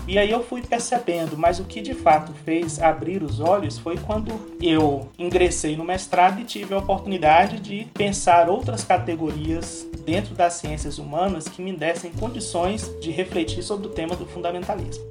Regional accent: Vitória da Conquista, Bahia, Brazil; moved away as an adult; also born or lived in Olinda / Recife / Fortaleza; eu sou natural da cidade de Vitória da Conquista, na Bahia

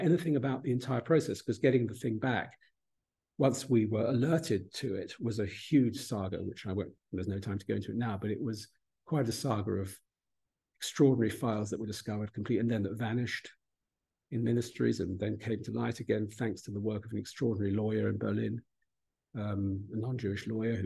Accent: United Kingdom; this is the country in which we grew up

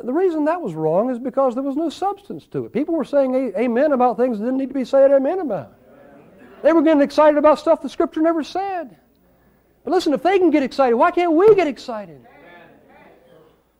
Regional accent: the South, United States; I grew up in the South

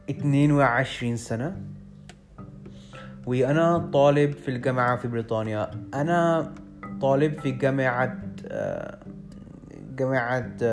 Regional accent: London, United Kingdom; born there; Arabic is a second language; انا عندي 22 سنه انا مولود في انجلترا في لندن لكن اصلي اصلي مش انجليزي مامتي هي من باكستان وبابايا من الهند

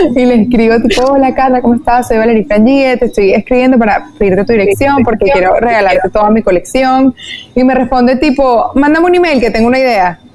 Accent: Venezuela; also born or lived in New York; en mi país, en Venezuela

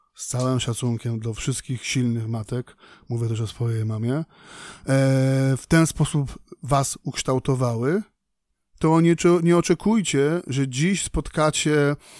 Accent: Poland; mówię tu na miejscu, w Polsce, w kraju nad Wisłą

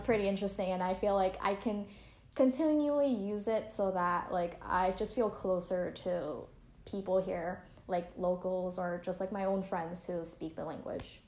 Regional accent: Canada; now in Taiwan; I grew up in Canada

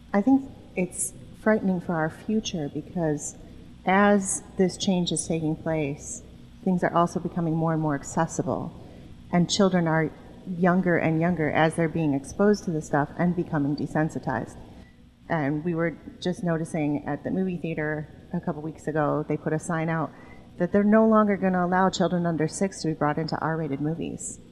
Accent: suburb of Chicago, Illinois, United States; I come from a suburb of Chicago that my parents moved to when I was three

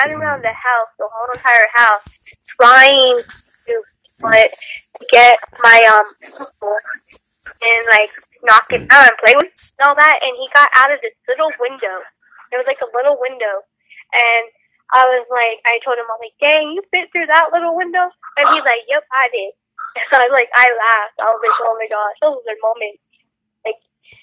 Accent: Albuquerque, New Mexico, United States; I was born here in Albuquerque

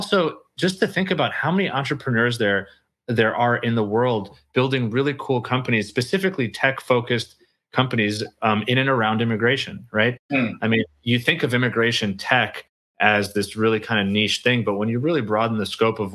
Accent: New York, United States; also born or lived in Ukraine / Austria; But we moved to from the Soviet Union to Austria for about 6 months, and then we came to New York

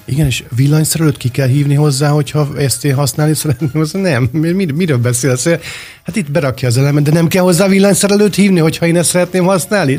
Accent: Budapest, Hungary; Békás megyeren, ahol felnőttem

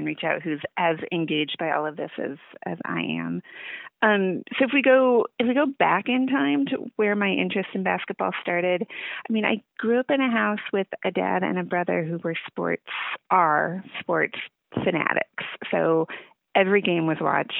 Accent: Seattle, Washington, United States; moved away as an adult; also born or lived in Lawrence, Kansas; I grew up in the Seattle area

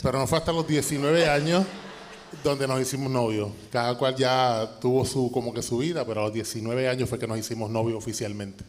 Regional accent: Toa Baja, Puerto Rico; moved away as an adult; now in Dallas, United States; Nosotros somos boricuas, 100% boricuas. Yo soy del barrio Ingenio de Tuabaja.

